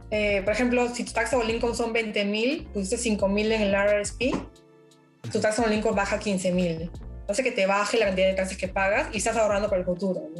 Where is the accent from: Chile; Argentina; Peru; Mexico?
Peru; now in Canada; Pero lo bueno, por ejemplo, yo soy de Perú, ¿no?